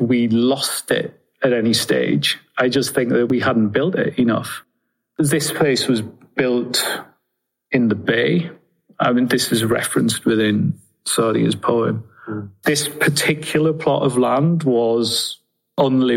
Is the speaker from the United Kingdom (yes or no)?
yes; Sunderland, North East England, United Kingdom; I'm from Sunderland in Northeast England